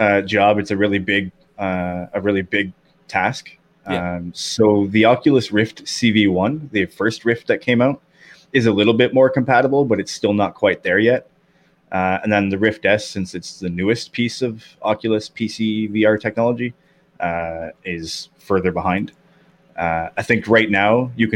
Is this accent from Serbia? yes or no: no; Canada; I'm from Canada